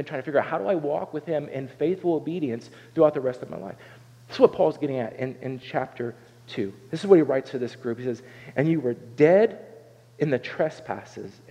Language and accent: English; Southern Ohio, United States; I grew up in Southern Ohio